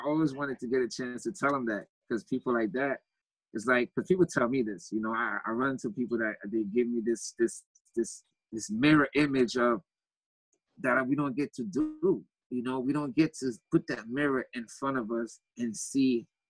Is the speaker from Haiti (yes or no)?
yes; Haiti; born there; Oh, I was born in Haiti.